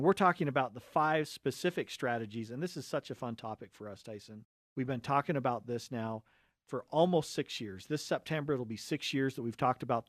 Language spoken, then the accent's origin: English; Cottonwood Heights, Utah, United States; And we come from a family of seven kids. We grew up right here in Cottonwood Heights.